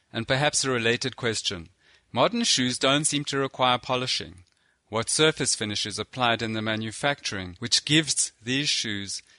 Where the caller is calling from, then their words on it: South Africa; I'm phoning you from South Africa.